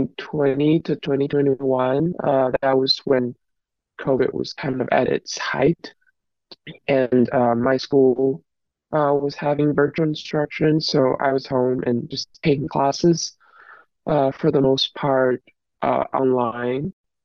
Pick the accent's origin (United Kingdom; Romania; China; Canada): China; moved away as an adult; now in Bay Area, United States; I'm a university student who now study in the Bay Area. I was born and raised in China and came here to pursue higher education.